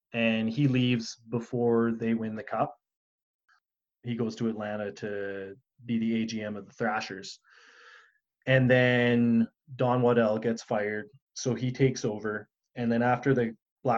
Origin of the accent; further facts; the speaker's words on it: Edmonton, Alberta, Canada; my hometown team here